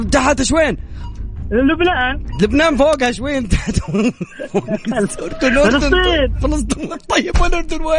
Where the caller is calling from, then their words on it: Ha'il, Ha'il Province, Saudi Arabia; لا من حائل انا من نفس حائل